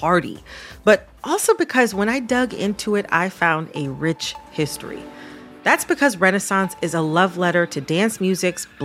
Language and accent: English; Detroit, Michigan, United States; I'm from the Detroit area